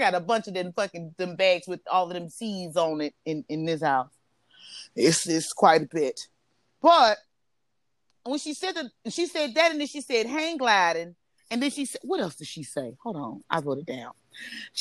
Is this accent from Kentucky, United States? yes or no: no; Chicago, Illinois, United States; I'm Chicagoan